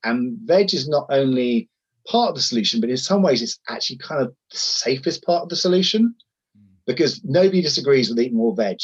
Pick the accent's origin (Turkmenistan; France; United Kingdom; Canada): United Kingdom; Sussex, South East England; I grew up in the Sussex countryside